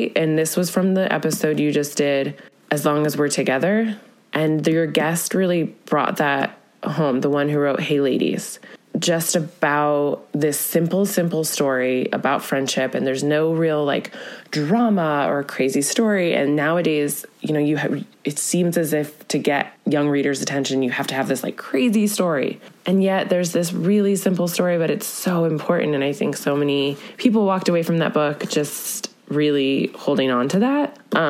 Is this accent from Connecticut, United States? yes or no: yes; Connecticut, United States; now in Northern California, United States; we live in this little town in Northern California, but again, I'm from Connecticut